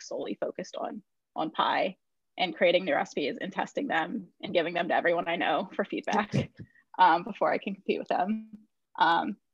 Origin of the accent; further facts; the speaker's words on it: Northern Virginia, United States; now in Brooklyn, United States; I live in Brooklyn, but I grew up in Northern Virginia, like just outside of Washington, D.C.